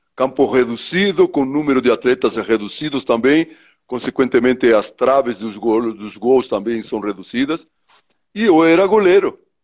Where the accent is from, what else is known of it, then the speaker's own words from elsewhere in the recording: Treinta y Tres, Uruguay; moved away; eu sou do interior do Uruguai, minha cidade chama 33, né? É uma cidade da zona leste do Uruguai, próximo de uma fronteira com o Brasil